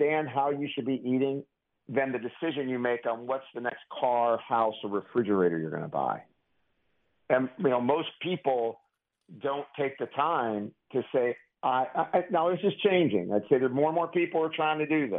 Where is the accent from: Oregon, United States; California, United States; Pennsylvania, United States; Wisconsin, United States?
Pennsylvania, United States; Pittsburgh; I'm from Pittsburgh. I use the word pop.